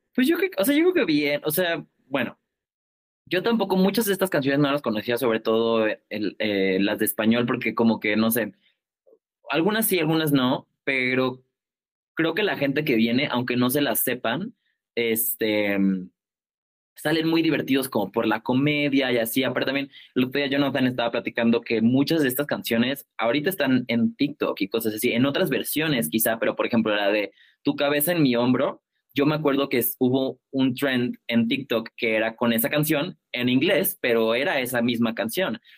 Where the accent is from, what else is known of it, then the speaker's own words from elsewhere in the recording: Colima, Mexico; now in Mexico City, Mexico; somos de Colima